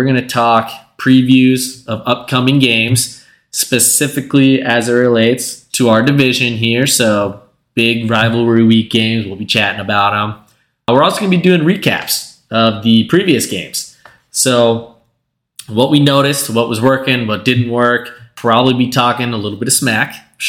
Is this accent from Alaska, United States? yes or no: no; Southeast Minnesota, United States; from Southeast Minnesota